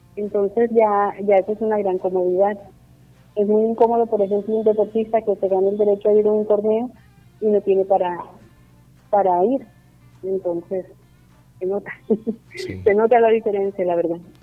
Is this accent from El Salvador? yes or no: no; Barranquilla, Atlántico, Colombia; also born or lived in Sincelejo; a los 25 días volvimos a Barranquilla. Me siento cincelejana, me siento barranquillera